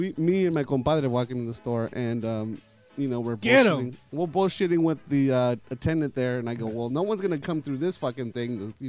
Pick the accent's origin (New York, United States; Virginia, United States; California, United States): California, United States; La Habra; I grew up in La Habra.